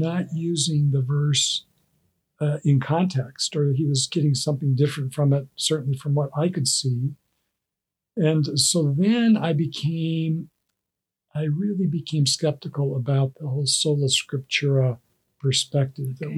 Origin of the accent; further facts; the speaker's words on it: Wyoming, United States; I grew up in Wyoming, and my parents, we were members of a Presbyterian church there